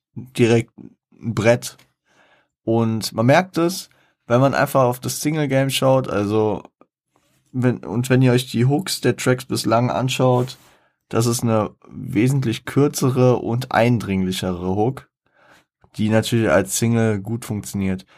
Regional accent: Frankfurt, Hesse, Germany; ich als Frankfurter

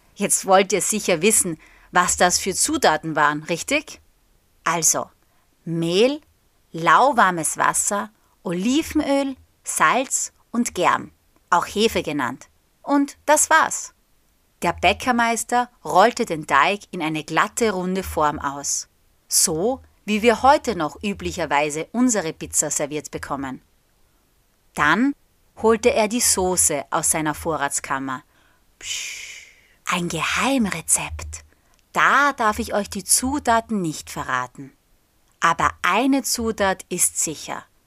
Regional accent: Austria; der österreichischen Flagge, also der meiner Heimat

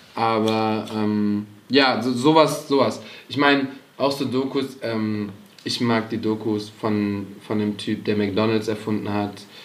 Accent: Cologne, North Rhine-Westphalia, Germany; wir sind natürlich als Kölner

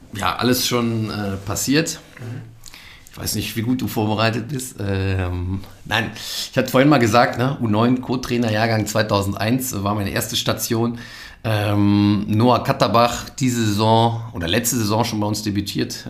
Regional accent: Geldern, North Rhine-Westphalia, Germany; moved away as an adult; also born or lived in Neukirchen-Vluyn; now in Cologne, Germany; ich bin in Geldern geboren am Niederrhein ähm, und aufgewachsen, sehr idyllisch äh, in einem kleinen Dorf. Schapüsen nennt sich das.

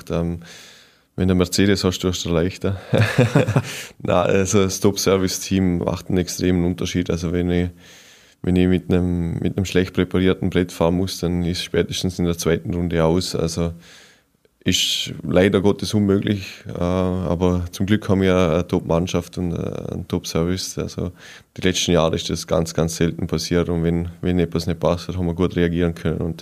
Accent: Vorarlberg, Austria; Ja, als Montafon und als Vorarlberger steht man mal zuerst auf die Ski.

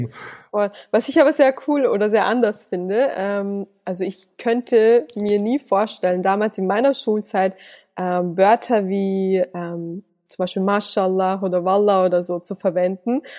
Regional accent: Salzburg, Austria; schließlich bin ich in Salzburg geboren und aufgewachsen und ich bezeichne das als mein Heimatland.

